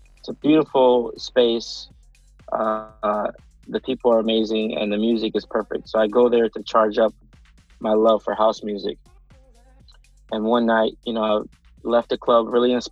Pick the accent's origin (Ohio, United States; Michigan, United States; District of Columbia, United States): Ohio, United States; Cleveland; I'm originally from Cleveland, Ohio